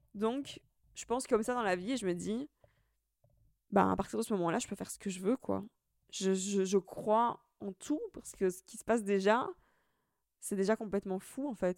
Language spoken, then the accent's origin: French; Italy; now in Brussels, Belgium; je suis italienne, maintenant anglaise